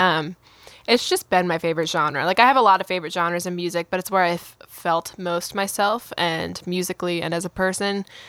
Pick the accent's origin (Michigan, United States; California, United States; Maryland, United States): Maryland, United States; Baltimore; now in Nashville, United States; I'm from Baltimore, Maryland